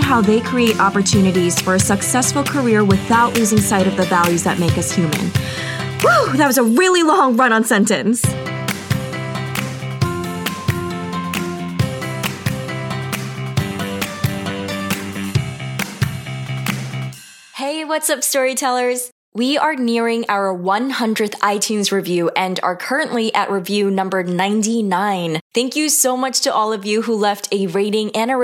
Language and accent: English; New York, United States; my hometown in New York